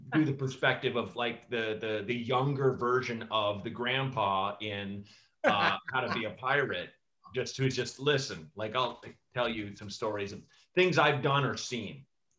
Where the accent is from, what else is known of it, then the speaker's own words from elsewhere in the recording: Portland, Oregon, United States; Portland, Oregon.